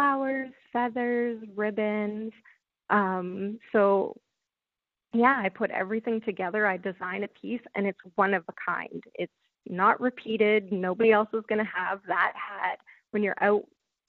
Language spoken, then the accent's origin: English; Yellowknife, Northwest Territories, Canada; moved away as an adult; also born or lived in Manitoba / Petawawa, Ontario; now in Perth, Canada; I was born in Manitoba, and then my family moved to Yellowknife, which is in the Northwest Territories. So I grew up in the territories